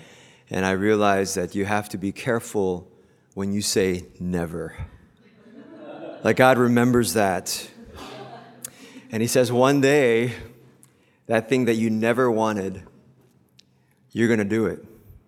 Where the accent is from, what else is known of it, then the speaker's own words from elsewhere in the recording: Philippines; English is a second language; now in United States; Because I grew up in the Philippines, but I went to school here. And it's really interesting, kind of like the hybrid culture that we have, right? As Asian Americans, as Korean Americans.